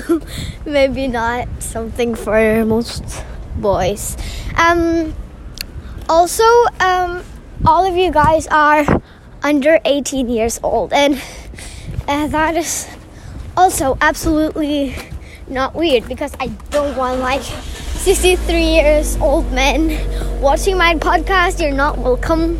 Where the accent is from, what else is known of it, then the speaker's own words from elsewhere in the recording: Norway; I'm from Norway